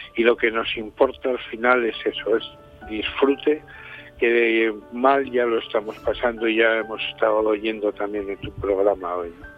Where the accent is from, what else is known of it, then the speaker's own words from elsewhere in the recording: Rioja Alavesa, Basque Country, Spain; las personas que vivimos en esta zona, en el caso de Rioja Alavesa